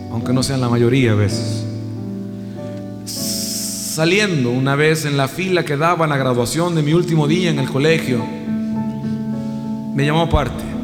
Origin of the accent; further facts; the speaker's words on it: Costa Rica; moved away; en mi país, en Costa Rica.